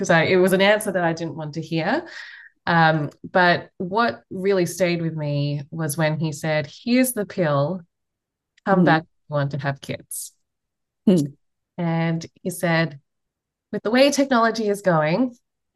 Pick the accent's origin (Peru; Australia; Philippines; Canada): Australia; accent: Australian; moved away as an adult; now in United States; I'm from Australia, if you can't tell from the accent. So I fled Australia all the way to the US, coming up to maybe 14, 15 years ago now.